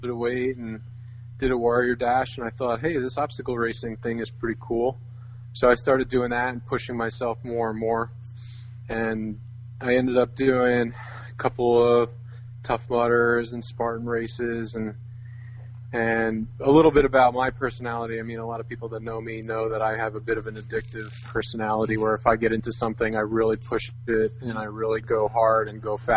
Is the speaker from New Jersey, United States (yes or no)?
yes; New Jersey, United States; also born or lived in New York; I was born and raised in New Jersey